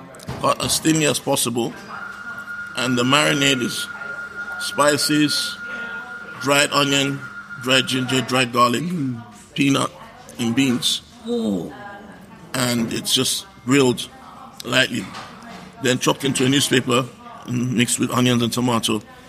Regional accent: Kaduna, Kaduna State, Nigeria; moved away; Growing up in Nigeria. Yeah. I'm from the north. Shout out to Kaduna. Anyway, I'm from northern Nigeria. And my people have a specific style of barbecue.

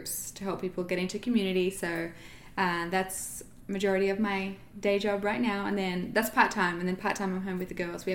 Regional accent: Australia; moved away; I was from Australia

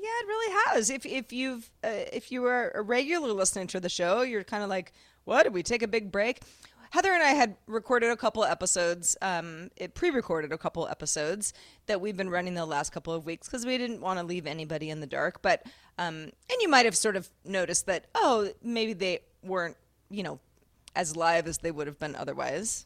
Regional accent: Sebastopol, California, United States; growing up in Sebastopol, California, Apple capital of the U S

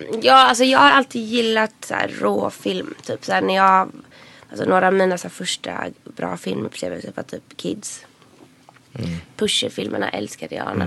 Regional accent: Gothenburg, Västra Götaland, Sweden; now in Stockholm, Sweden; huvudkaraktären kommer ju från Göteborg, mm. så som jag gör

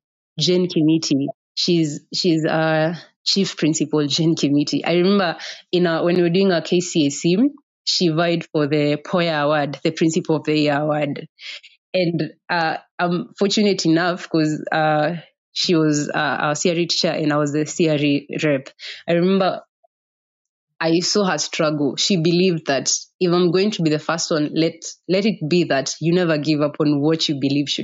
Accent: Othaya, Nyeri County, Kenya; Growing up in Othaya, actually, I studied up in Othaya Girls.

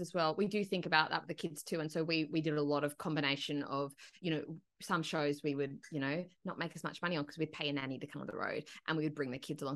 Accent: Broken Hill, New South Wales, Australia; I grew up in Broken Hill

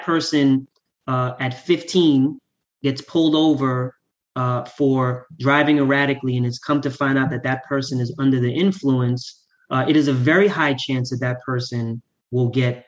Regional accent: New York City, New York, United States; So I grew up in Southside Jamaica, Queens.

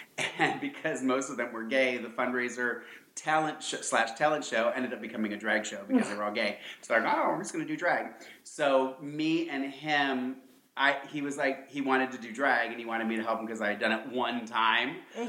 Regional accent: Lorain, Ohio, United States; moved away as an adult; also born or lived in Columbus, Ohio; now in Los Angeles, United States; I'm from Lorraine, Ohio.

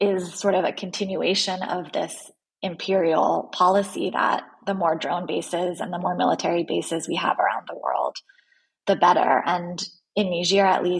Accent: United States; as an American journalist who was there reporting

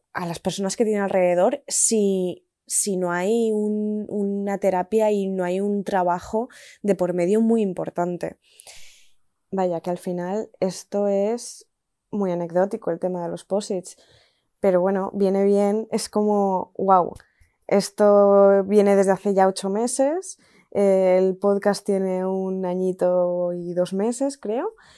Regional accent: Spain; moved away as an adult; hace ocho meses, nueve meses, que me fui de España

